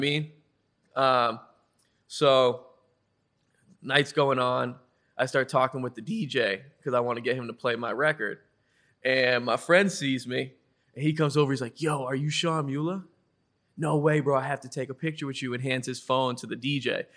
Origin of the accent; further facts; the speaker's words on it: Westwood, Massachusetts, United States; I'm from Westwood, Massachusetts